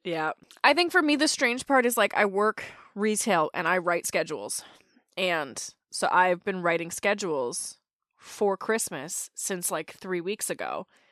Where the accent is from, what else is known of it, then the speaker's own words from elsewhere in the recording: Canada; As a Canadian